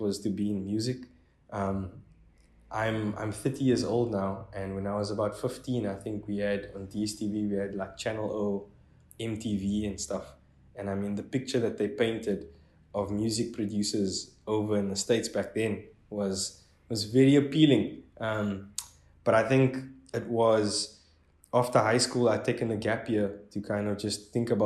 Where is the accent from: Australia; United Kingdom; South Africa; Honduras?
South Africa; Strand, Western Cape; I'm from Strand, which is about 45 Ks outside of Cape Town CBD